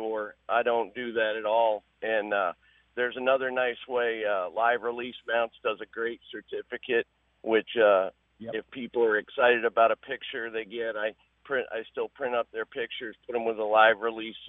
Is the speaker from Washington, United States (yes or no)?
no; Bradenton, Florida, United States; back when I was a kid growing up in Bradenton